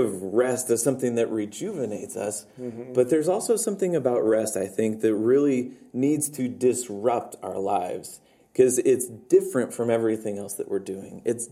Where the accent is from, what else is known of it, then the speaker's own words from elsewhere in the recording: United States; as an American